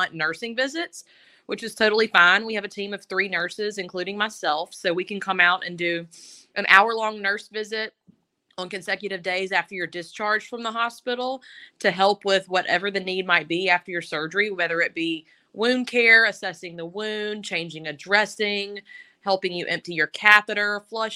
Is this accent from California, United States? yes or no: no; Tuscaloosa, Alabama, United States; also born or lived in Birmingham, Alabama; I grew up in Tuscaloosa, but I've worked at UAB in Birmingham the last 12 years